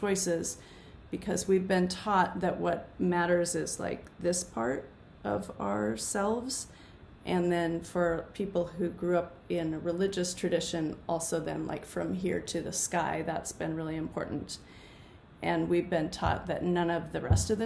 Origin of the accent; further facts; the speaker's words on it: United States; I'm speaking from the United States where I've grown up